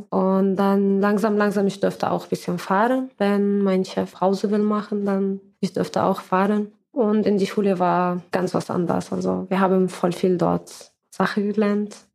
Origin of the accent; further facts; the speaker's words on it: Syria; now in Mannheim, Germany; ich komme aus Syrien und äh, ich wohne hier in Mannheim, bin seit fast sechs Jahren in Deutschland